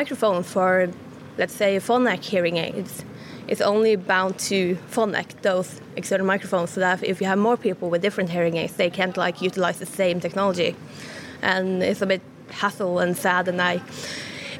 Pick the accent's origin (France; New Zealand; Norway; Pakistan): Norway; I'm from Norway